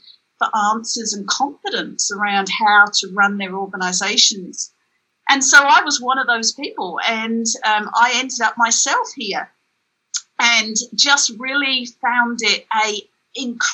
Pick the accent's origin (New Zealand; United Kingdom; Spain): United Kingdom; England; I grew up in England in a family that was very aware of social justice issues